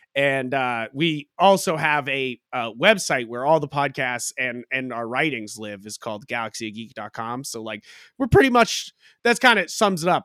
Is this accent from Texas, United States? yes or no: no; Hampton Beach, New Hampshire, United States; moved away as an adult; also born or lived in Boston, Massachusetts; now in Haverhill, United States; I was born and raised in New Hampshire, uh, Hampton Beach